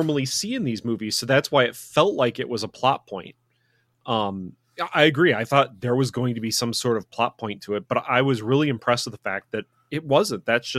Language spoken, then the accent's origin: English; United States; as an American